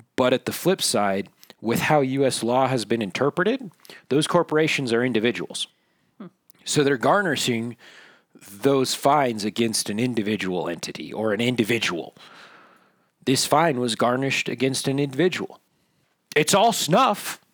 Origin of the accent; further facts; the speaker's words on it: Minden, Nevada, United States; I grew up in Minden, Nevada